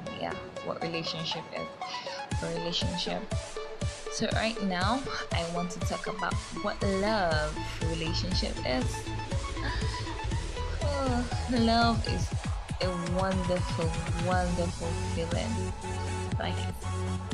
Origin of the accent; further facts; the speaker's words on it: Nigeria; I'm a Yoruba person. I'm a Nigerian